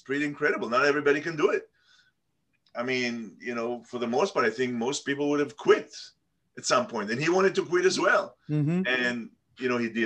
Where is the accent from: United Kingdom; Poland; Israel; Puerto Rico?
Israel; Tel Aviv, Tel Aviv District; I was born in Tel Aviv and grew up in Tel Aviv